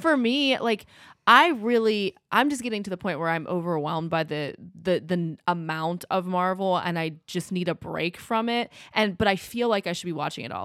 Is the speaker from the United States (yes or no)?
yes; United States; as an American